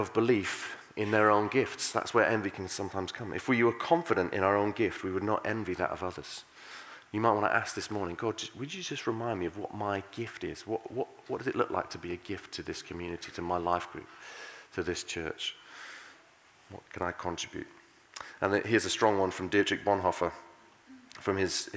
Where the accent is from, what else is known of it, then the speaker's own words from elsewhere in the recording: United Kingdom; We're British